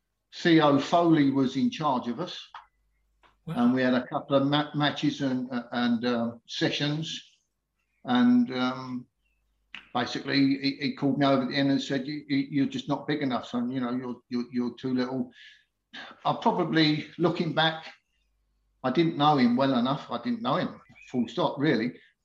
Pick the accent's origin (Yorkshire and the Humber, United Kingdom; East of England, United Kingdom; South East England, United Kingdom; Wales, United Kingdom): South East England, United Kingdom; Painters Forstall; also born or lived in Chatham; although I was born in Chatham, I actually lived the first 10 years in Painters Forstall, which is a village just outside of Faversham, which is really only known for having the Alma pub there.